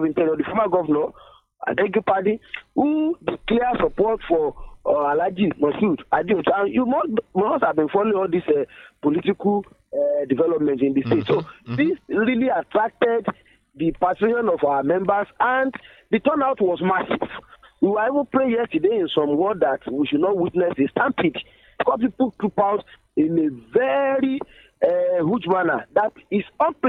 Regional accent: Osun, Nigeria; As I'm talking to you, I came from Ward 9 in Ile, Borikwe local government.

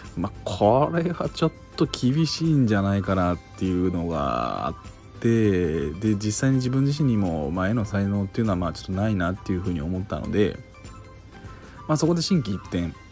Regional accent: Kansai, Japan; moved away as an adult; now in Tokyo, Japan; 関西出身なんですけれども、まあ、東京に出てきて

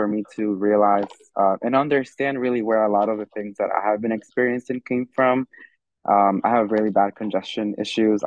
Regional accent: Irvington, New Jersey, United States; I'm from Irvington

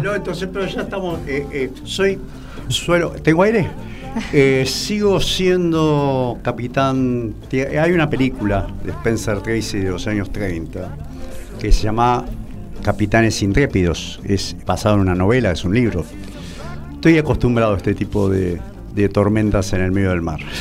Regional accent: Argentina; como argentinos

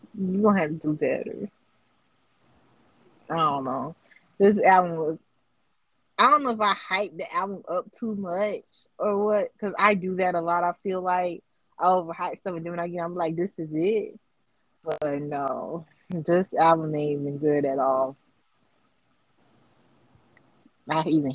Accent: United States; I'm American and I'm country

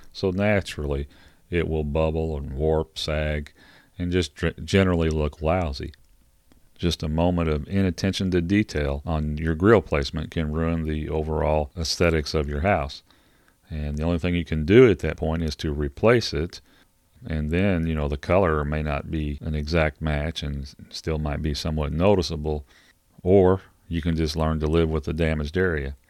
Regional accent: Kentucky, United States; I'm from Kentucky

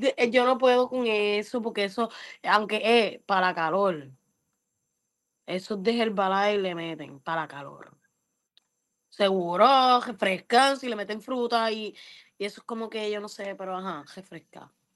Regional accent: Puerto Rico; Yo a lo más que voy a Ponce a casa de mi abuela Valle Alto y yo soy de Guanadía

